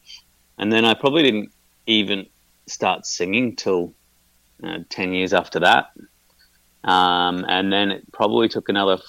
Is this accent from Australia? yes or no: yes; Brisbane, Queensland, Australia; now in Melbourne, Australia; Melbourne's home. I grew up in Brisbane